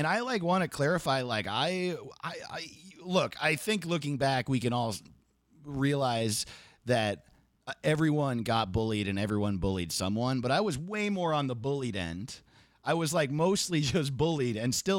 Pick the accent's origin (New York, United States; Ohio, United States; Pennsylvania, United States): New York, United States; New York, what's up? I'm from New York, so get excited.